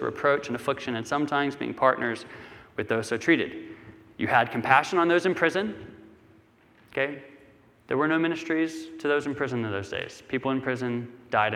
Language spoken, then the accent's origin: English; United States; growing up in America